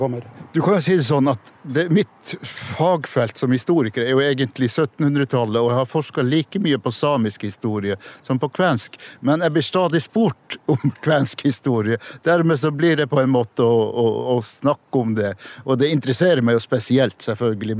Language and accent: Norwegian; Kåfjord, Troms, Norway; Jeg er fra Kåfjord i Troms, men jeg kan si jeg er nordtromsing, anser jeg meg som.